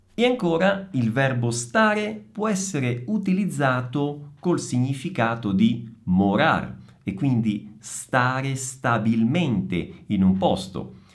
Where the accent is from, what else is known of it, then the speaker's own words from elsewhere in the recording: Italy; sono italiano